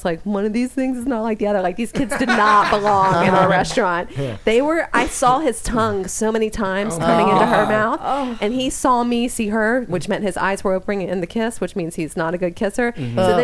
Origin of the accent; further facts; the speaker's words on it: Louisiana, United States; now in Los Angeles, United States; I'm from Louisiana.